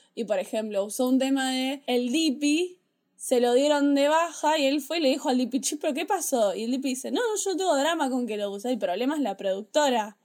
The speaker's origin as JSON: {"language": "Spanish", "country": "Argentina", "said": "soy argentino"}